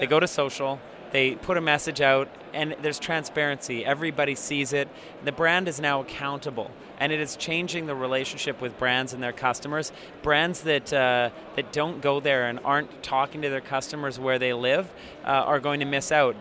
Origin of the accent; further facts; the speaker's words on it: Canada; I'm a Canadian